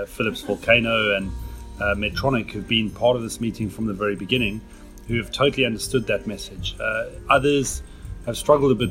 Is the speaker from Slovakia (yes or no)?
no; South Africa; first language English; now in England; as an English-speaking person from South Africa